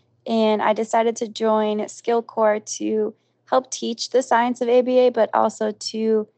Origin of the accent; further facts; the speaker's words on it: Boston, Massachusetts, United States; I'm from Boston, Mass.